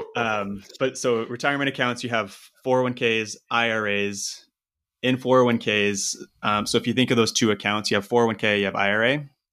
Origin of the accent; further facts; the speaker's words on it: Eastern Washington, United States; moved away as an adult; also born or lived in Seattle, United States; I'm originally from Washington State, um, Eastern Washington